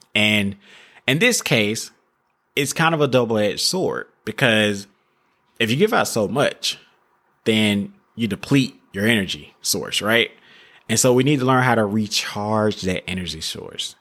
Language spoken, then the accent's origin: English; the South, United States; I'm from a small town, like I said earlier. I'm from the South.